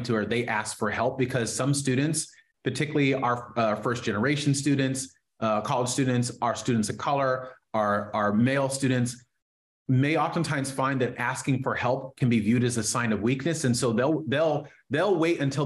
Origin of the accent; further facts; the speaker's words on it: far Northern California, United States; also born or lived in Oakland, California; now in Sacramento, United States; We moved from the Bay Area to far Northern California